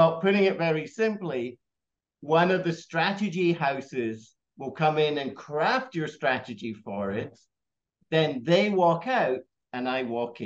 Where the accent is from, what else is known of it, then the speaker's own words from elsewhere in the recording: Scotland, United Kingdom; moved away as an adult; also born or lived in United States / Australia / Hong Kong; now in Singapore; I grew up in Scotland